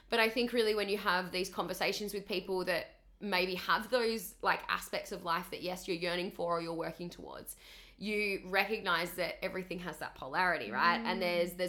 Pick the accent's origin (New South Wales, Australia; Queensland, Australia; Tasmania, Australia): Tasmania, Australia; moved away as an adult; now in Gold Coast, Australia; I grew up in Tassie, so tiny little island at the bottom of Australia